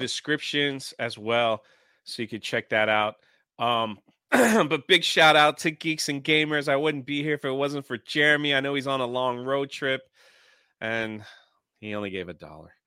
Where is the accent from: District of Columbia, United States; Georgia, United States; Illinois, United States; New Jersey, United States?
District of Columbia, United States; Washington; I grew up in Washington, D C.